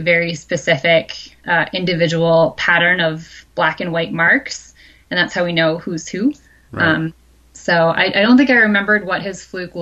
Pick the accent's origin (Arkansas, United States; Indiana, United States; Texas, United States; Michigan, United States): Michigan, United States; now in Pacific Northwest, United States; I grew up in the Midwest. I grew up in Michigan